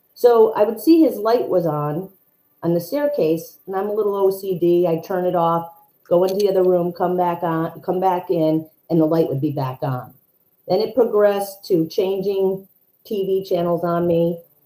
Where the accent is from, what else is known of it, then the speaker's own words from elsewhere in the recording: New York, United States; I'm from New York